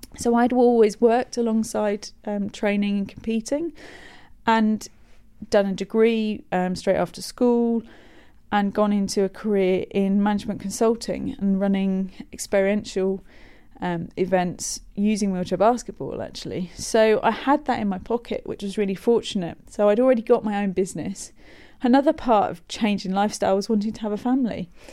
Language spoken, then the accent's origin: English; Buckinghamshire, South East England, United Kingdom; I grew up in Buckinghamshire